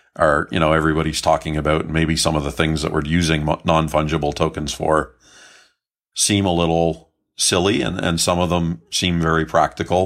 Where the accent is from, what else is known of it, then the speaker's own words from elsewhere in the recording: Canada; I grew up in Canada.